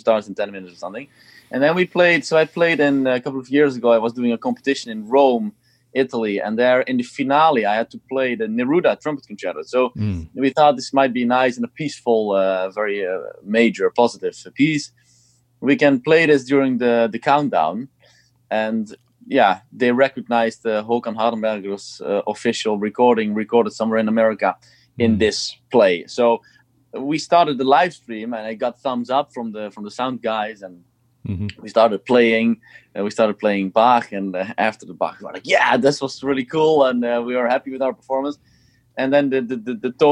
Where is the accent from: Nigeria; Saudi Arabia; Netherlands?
Netherlands; Eindhoven, North Brabant; also born or lived in Switzerland / Amsterdam; I played here in my hometown in Eindhoven, where I used to play when I was younger